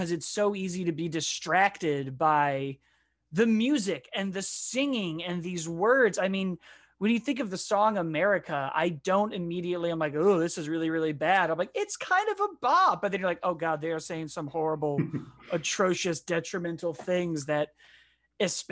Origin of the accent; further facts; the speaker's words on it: Chicago, Illinois, United States; I grew up in Chicago